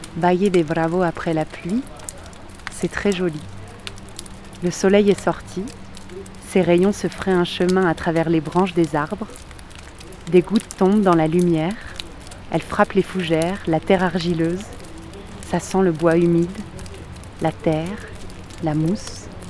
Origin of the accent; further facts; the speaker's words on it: France; now in Mexico City, Mexico; je suis française. Je suis d'un pays qui a colonisé